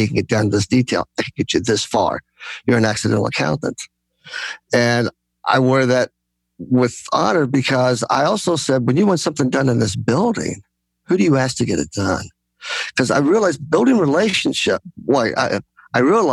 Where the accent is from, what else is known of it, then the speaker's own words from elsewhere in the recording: United States; I'm Greek American, so I come from a very gregarious background, family